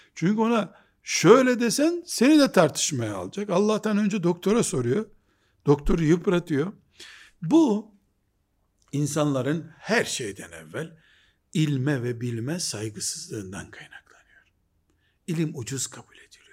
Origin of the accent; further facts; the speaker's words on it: Black Sea Region, Turkey; Bizim Karadeniz yöresinde hoca efendiler